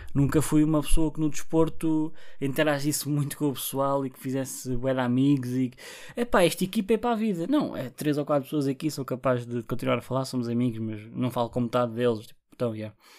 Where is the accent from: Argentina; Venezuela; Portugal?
Portugal; Barreiro, Setúbal; eu sou do Barreiro